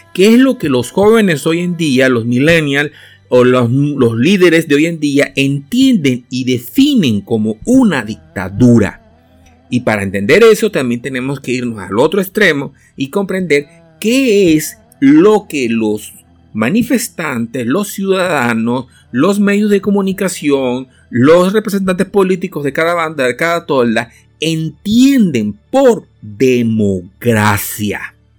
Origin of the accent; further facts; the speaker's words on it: Venezuela; also born or lived in El Salvador; yo vengo de Venezuela, o sea, me nací en El Salvador, pero me crié en Venezuela.